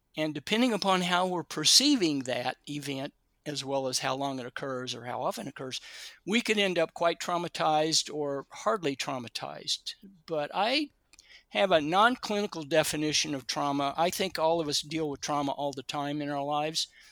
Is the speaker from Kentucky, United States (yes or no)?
yes; Kentucky, United States; now in California, United States; I grew up in Kentucky and didn't come to California until about 1972